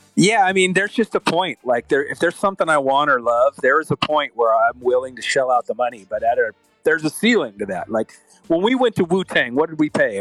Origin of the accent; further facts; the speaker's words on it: California, United States; we're from California